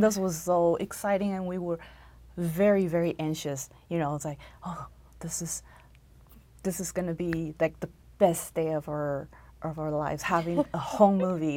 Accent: Taiwan; moved away as an adult; also born or lived in Texas; now in United States; I was born and raised in Taiwan, and I came to America when I was 22 to go to school

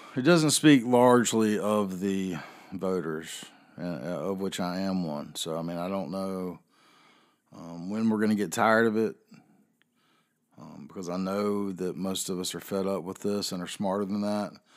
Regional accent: the South, United States; also born or lived in North Carolina; I am a Southerner

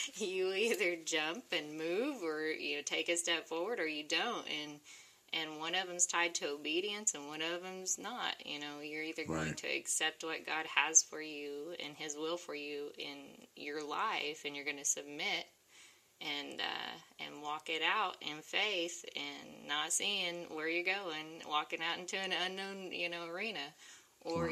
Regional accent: Oklahoma, United States; I'm from Oklahoma. I'm a country girl

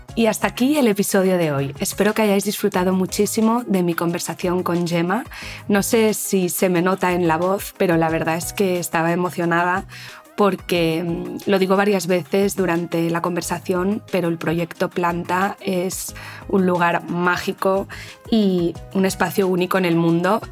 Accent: Spain

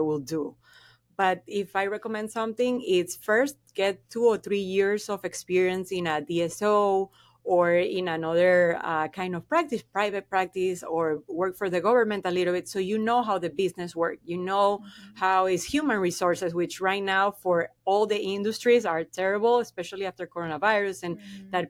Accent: Venezuela; first language Spanish; English is a second language; moved away as an adult; now in Florida, United States; I am from Venezuela

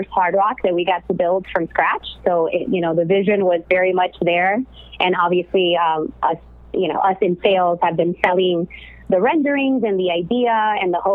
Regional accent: Miami, Florida, United States; now in California, United States; I'm, like you mentioned, originally from Miami, as a lot of you may know, or maybe can tell from my accent. But I currently live in California

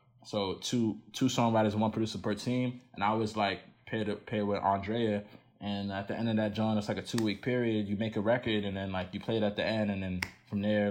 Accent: United States; I kind of am like too Nigerian to be American, but too American to be Nigerian. You know what I mean? Like, like I was born here

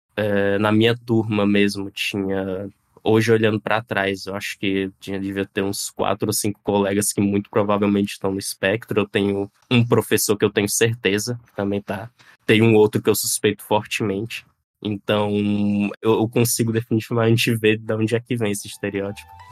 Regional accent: Piauí, Brazil; tenho 26 anos, sou do Piauí

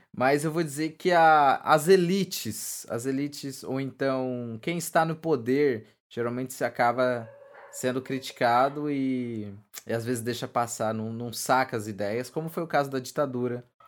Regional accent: Brazil; a gente, a gente não pesquisa, cara, enquanto, enquanto brasileiro

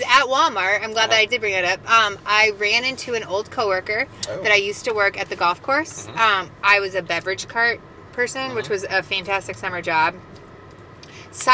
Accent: London, United Kingdom; accent: Cockney; I laughed at you making fun of my Cockney accent.

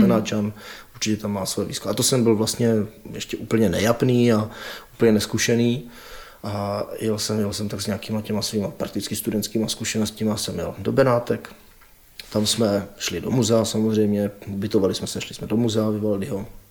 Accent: Czechia; my Češi

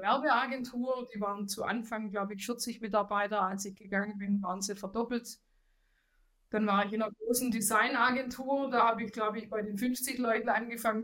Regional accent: Swabia, Baden-Württemberg, Germany; accent: Swabian; Das Schwäbische lässt sich nicht verheimlichen, aber ich äh, bin auch stolz, ein Schwabe zu sein, eine Schwäbin zu sein

